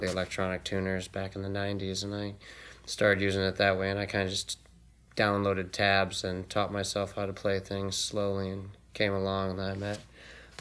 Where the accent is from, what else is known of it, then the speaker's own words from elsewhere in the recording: Rockford, Illinois, United States; now in Salem, United States; Rockford, Illinois